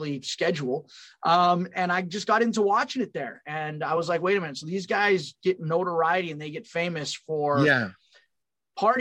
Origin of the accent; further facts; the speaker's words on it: California, United States; moved away as an adult; also born or lived in Long Island, New York / Pennsylvania; I'm from California, moved to Long Island after high school